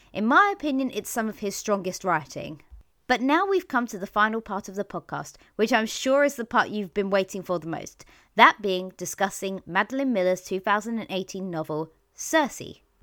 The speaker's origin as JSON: {"language": "English", "region": "London", "country": "United Kingdom", "said": "as a Londoner"}